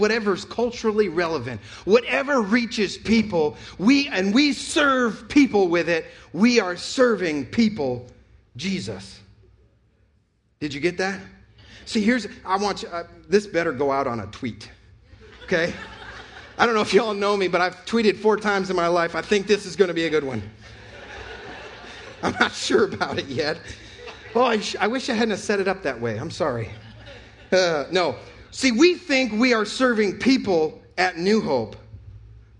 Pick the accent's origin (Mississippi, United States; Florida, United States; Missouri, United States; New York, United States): New York, United States; now in North Carolina, United States; I'm from New York